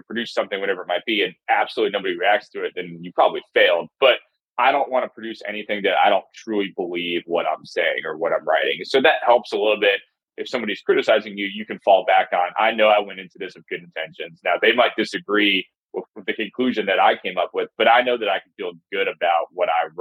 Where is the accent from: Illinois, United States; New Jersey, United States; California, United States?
New Jersey, United States; moved away as an adult; also born or lived in New York / Mississippi; now in Alabama, United States; I'm from New Jersey originally, bounced around a little bit, worked in New York